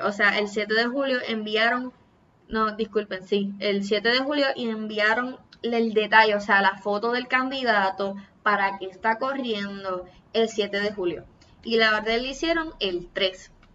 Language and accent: Spanish; Puerto Rico; Soy boricua